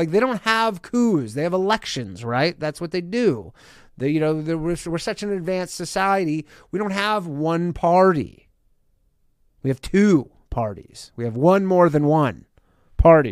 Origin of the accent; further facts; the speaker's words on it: Canada; now in United States; I'm not from America. I probably would have been swiftly deported back to Canada